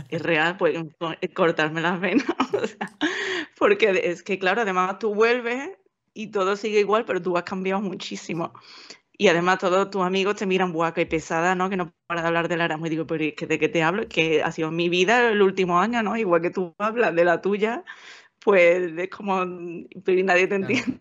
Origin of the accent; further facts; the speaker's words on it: Seville, Andalusia, Spain; moved away as an adult; also born or lived in Valencia / United Kingdom; el sitio que te llevan de pequeño, cuando estás en Sevilla, te llevan de excursión